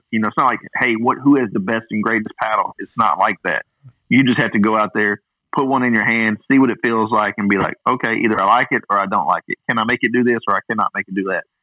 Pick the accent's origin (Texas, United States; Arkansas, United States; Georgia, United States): Arkansas, United States; Hot Springs; his high school is here in my hometown. This is where he grew up in Hot Springs.